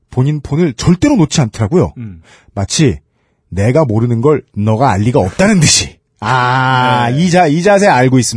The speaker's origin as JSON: {"language": "Korean", "region": "Busan", "country": "South Korea", "said": "나. 부산에서 왔습니다."}